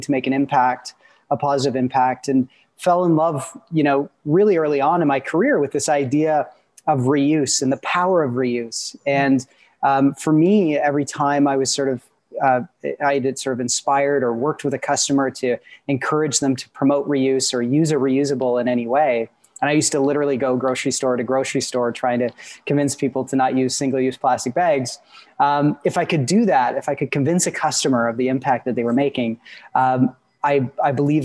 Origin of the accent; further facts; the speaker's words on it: Peterborough, Ontario, Canada; also born or lived in Guelph, Ontario; I grew up in Peterborough, Ontario